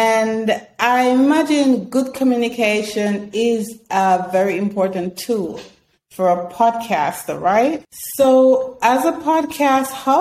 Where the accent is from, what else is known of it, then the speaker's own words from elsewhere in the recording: Canada; also born or lived in British Columbia; I'm Canadian as well